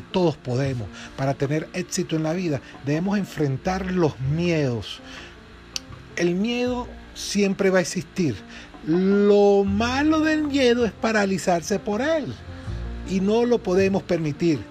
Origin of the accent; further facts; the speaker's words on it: Venezuela; de aquí, de mi tierra, Venezuela